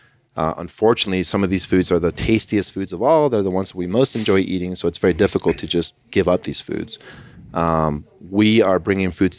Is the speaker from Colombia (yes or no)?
yes; Colombia; I am from Colombia, South America